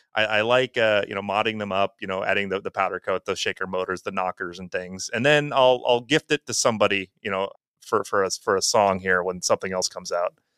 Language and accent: English; Wisconsin, United States; we're both from Wisconsin, you know, and I'm only a couple hours north of them.